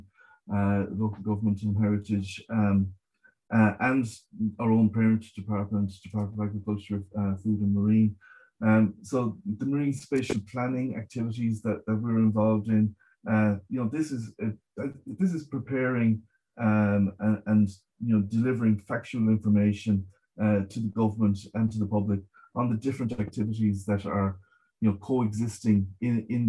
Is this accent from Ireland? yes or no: yes; Galway, Connacht, Ireland; I grew up in Galway. We were right beside the River Corrib.